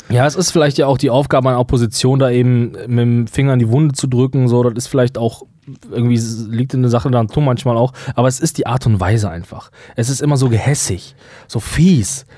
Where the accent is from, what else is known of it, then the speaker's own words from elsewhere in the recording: Germany; uns denn wegnehmen als Deutsche